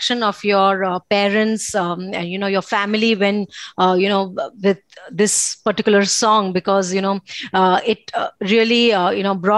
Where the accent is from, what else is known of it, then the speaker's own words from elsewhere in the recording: Bhuj, Gujarat, India; moved away; I am right now in my hometown Bhuj